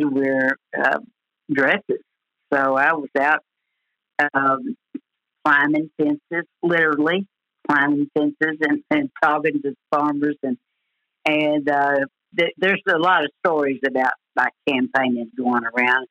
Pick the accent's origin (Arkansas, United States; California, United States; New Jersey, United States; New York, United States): Arkansas, United States; DeValls Bluff; now in Paragould, United States; a little old girl from Della Plaine, Arkansas. I tell people I'm from Paragould, but I started out in Della Plaine. That's where I went to school my early years